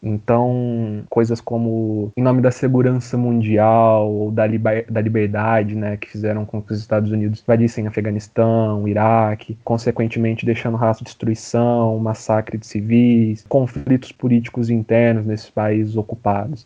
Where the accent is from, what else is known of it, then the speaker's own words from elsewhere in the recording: Brazil; a gente, sendo latino-americano, sendo brasileiro